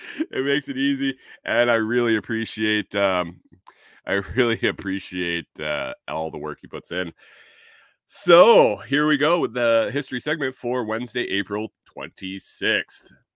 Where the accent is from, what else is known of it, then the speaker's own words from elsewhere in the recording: New York, United States; moved away; also born or lived in Minnesota; I'm from Minnesota. I grew up in New York, so I got two, uh, I got two different places.